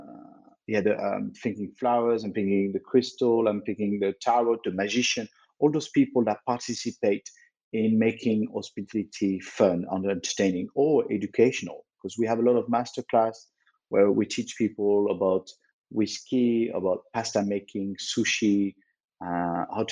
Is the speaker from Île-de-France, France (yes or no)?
no; Lyon, Auvergne-Rhône-Alpes, France; I was born in Lyon, which is quite a famous town in France for its food